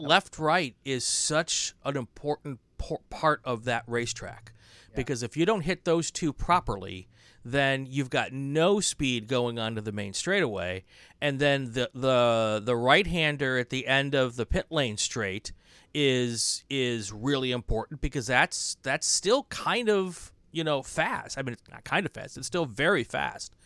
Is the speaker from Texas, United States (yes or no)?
no; Wisconsin, United States; also born or lived in Atlanta; now in California, United States; from the Midwest, I grew up in Wisconsin